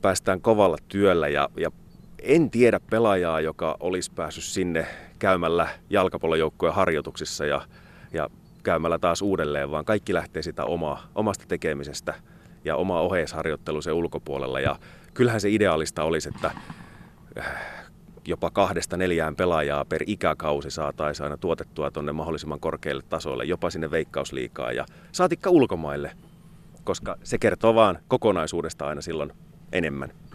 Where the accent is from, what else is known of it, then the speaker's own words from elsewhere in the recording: Kajaani, Kainuu, Finland; moved away as an adult; now in Joensuu, Finland; Kajaanissa, mistä kotoisin olen